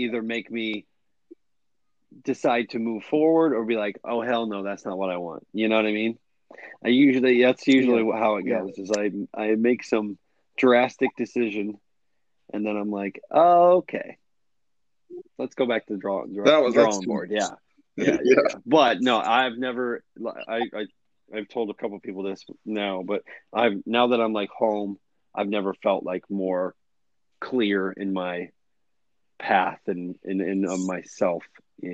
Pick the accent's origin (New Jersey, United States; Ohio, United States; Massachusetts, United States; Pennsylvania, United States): Ohio, United States; also born or lived in Arizona; got this Ohio operation up and rolling in my hometown. I'm working with Lowe's, getting set up with running crews, hopefully by the end of the year, running multiple crews, doing jobs all over my hometown area, Findlay, Tiffin, all those areas